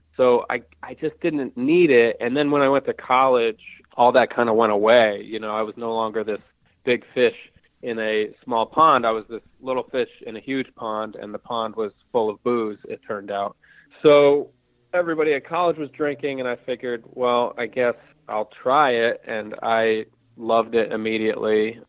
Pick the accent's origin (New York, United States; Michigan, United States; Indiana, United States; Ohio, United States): New York, United States; Hudson Valley; now in Brooklyn, New York, United States; I'm from the Hudson Valley of New York, which is about I think 75 or 80 miles north of New York City